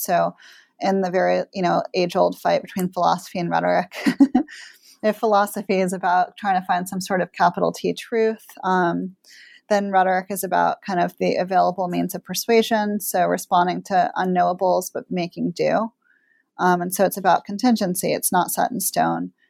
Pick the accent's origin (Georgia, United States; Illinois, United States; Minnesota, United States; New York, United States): New York, United States; I grew up in New York